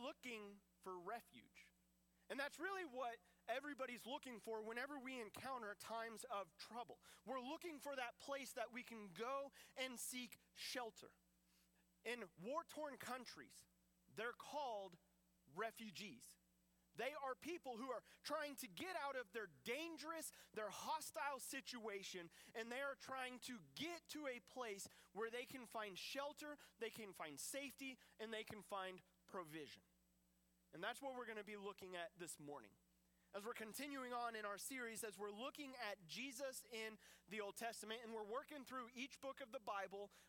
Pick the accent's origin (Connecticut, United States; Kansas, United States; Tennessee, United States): Kansas, United States; Coffeyville; I grew up in Coffeyville